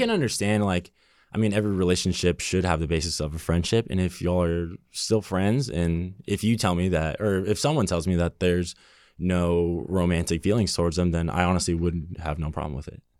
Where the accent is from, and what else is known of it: Burbank, California, United States; born or raised there